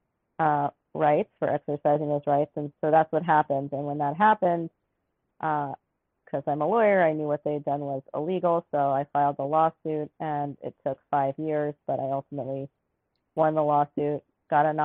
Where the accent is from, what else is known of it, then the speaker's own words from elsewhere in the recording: New York City, New York, United States; now in Alaska, United States; I grew up in New York City